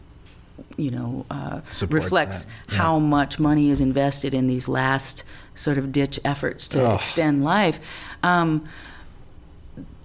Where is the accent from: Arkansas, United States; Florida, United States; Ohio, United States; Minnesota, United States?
Minnesota, United States; Sauk Centre; moved away as an adult; also born or lived in California / Alaska; I grew up on a farm in a little town in the middle of Minnesota